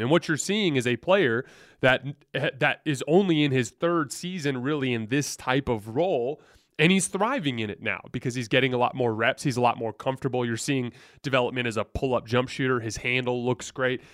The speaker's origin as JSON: {"language": "English", "town": "Tucson", "region": "Arizona", "country": "United States", "said": "I'm from Tucson, so I follow the Wildcats closely"}